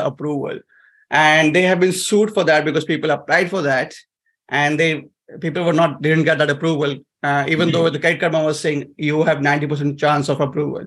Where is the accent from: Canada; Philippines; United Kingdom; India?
India; moved away as an adult; now in United States; I'm coming from Asia